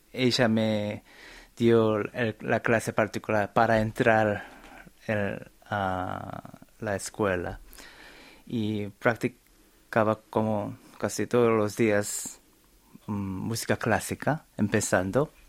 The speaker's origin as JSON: {"language": "Spanish", "region": "Buenos Aires", "country": "Argentina", "tie": "born or raised there", "also_born_or_lived": "South Korea", "said": "yo, nací en Corea, pero mm, mi familia se mudaron a Buenos Aires."}